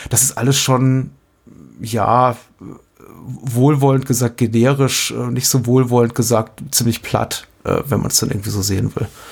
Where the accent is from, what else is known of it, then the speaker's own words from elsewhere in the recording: Berlin, Germany; als, als Berliner